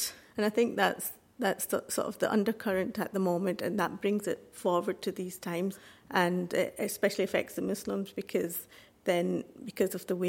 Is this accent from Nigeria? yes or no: no; Glasgow, Scotland, United Kingdom; now in Oldham, United Kingdom; I've been living in Oldham for the past 18 years, but I've originally come from Glasgow